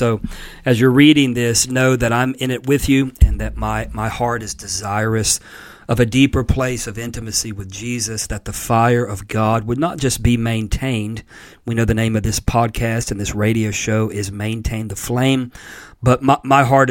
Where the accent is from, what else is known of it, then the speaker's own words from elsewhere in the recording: Pensacola, Florida, United States; Brownsville in Pensacola, Florida, which is actually my hometown